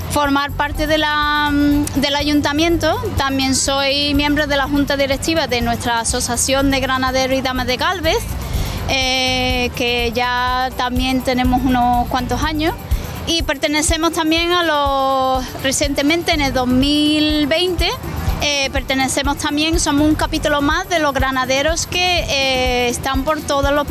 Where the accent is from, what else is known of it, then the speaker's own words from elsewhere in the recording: Macharaviaya, Andalusia, Spain; also born or lived in England; me considero ya de Macharaviaya... porque llevo eh, casi 30 años, llevo 29 años viviendo en Macharaviaya... me vine de pequeña con 10 añitos con mi familia y pues me encuentro allí como uno más.